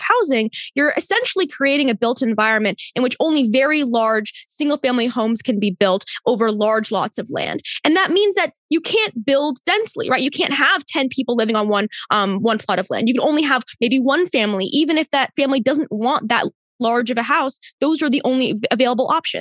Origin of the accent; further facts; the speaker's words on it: Maryland, United States; I grew up in Maryland